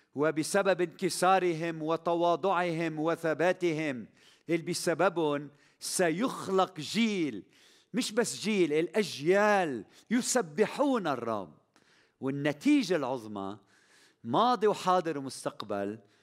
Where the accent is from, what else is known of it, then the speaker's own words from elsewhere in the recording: Lebanon; بلدنا لبنان